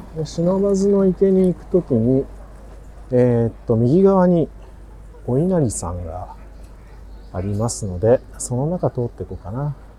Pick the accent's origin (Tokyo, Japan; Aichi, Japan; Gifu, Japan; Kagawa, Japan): Kagawa, Japan; 香川県生まれ…お送りします